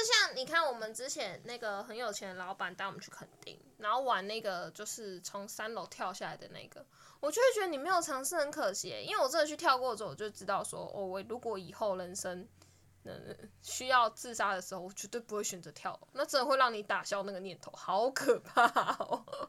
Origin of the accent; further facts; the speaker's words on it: Changhua County, Taiwan; moved away as an adult; now in Yunlin, Taiwan; 我老家在彰化，然后我以前一直都觉得彰化就是乡下